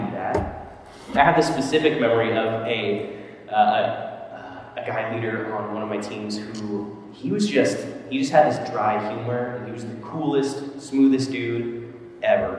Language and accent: English; Texas, United States; moved away as an adult; also born or lived in Arkansas; now in Minneapolis, United States; I am from Texas originally, but I met my wife in Arkansas, and we lived there for a while